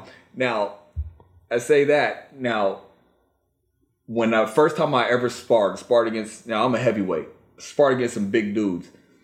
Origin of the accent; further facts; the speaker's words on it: Virginia, United States; moved away; also born or lived in Washington, D.C. / Washington; Now, I am a Virginia native. I was born in D.C. I grew up in Virginia, but I spent most of my life out in Washington. But I still claim the DMV.